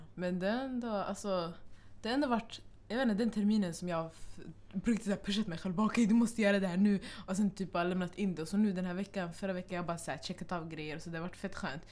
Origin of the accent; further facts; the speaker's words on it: Stockholm, Stockholm County, Sweden; vi kommer från Husby